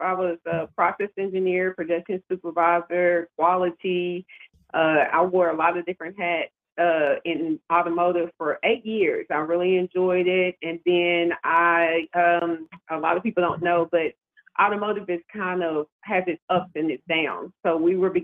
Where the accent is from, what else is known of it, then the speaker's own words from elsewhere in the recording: Nashville, Tennessee, United States; moved away as an adult; now in Baltimore, United States; I'm from Nashville, Music City, Tennessee